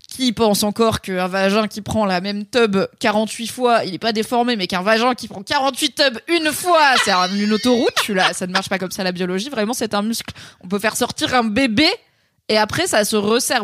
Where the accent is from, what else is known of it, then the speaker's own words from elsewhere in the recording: France; accent: French (in English); mon accent français horrible en anglais